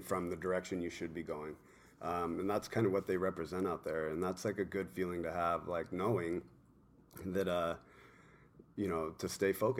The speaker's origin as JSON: {"language": "English", "town": "Yorba Linda", "region": "California", "country": "United States", "tie": "born or raised there", "also_born_or_lived": "New York / New Jersey", "lives_now": "Newport Beach, United States", "said": "I grew up in Yorba Linda, which is North Orange County."}